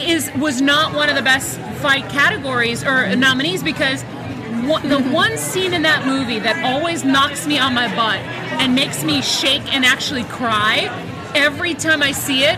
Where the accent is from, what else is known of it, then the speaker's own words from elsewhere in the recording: Boston, Massachusetts, United States; I grew up in Boston, and I know what it's like.